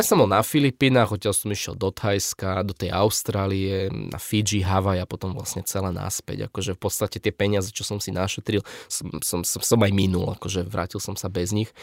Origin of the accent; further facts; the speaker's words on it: Bratislava, Bratislava Region, Slovakia; som z Bratislavy